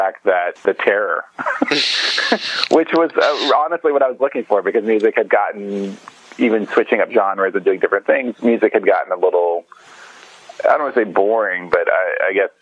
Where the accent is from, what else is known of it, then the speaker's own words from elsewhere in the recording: Borden, Indiana, United States; moved away as an adult; now in Bloomington, United States; I'm from Borden, Indiana, which is down south about 40 minutes north of Louisville, Kentucky